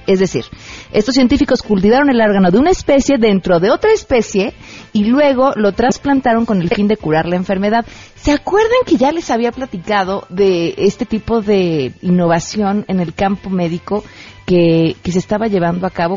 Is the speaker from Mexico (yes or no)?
yes; Mexico; todos somos mexicanos